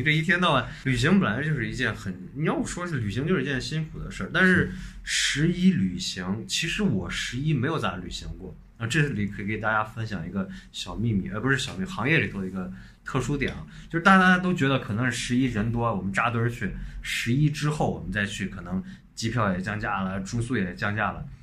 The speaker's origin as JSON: {"language": "Chinese", "region": "northern China", "country": "China", "said": "我是北方人"}